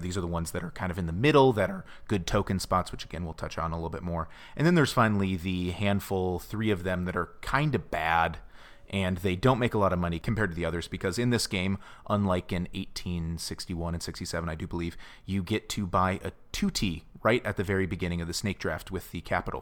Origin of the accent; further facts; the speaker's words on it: United States; silly American